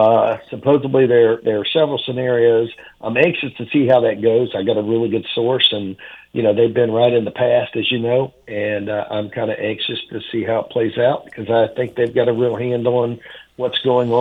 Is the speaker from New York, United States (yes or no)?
no; Indiana, United States; And I grew up in Indiana.